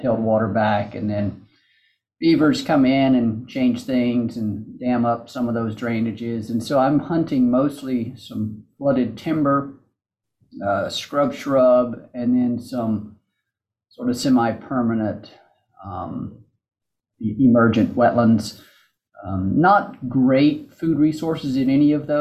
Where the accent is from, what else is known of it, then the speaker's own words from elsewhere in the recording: Mississippi, United States; moved away as an adult; now in Memphis, United States; I grew up in Mississippi